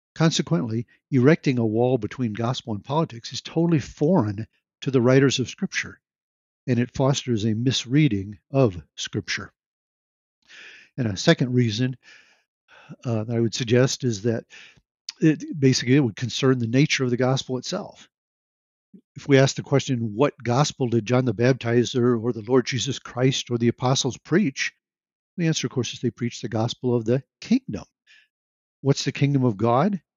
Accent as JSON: {"language": "English", "region": "Nebraska", "country": "United States", "tie": "born or raised there", "said": "I've lived most of my life in Nebraska"}